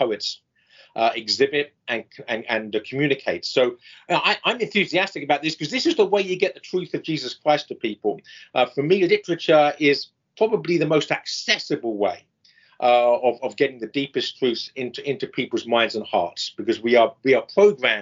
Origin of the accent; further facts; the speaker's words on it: England, United Kingdom; now in United States; I'm English